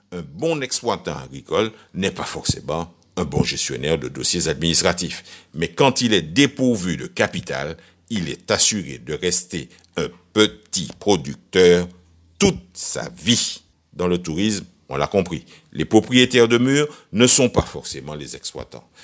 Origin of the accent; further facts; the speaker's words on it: Martinique; chez nous en Martinique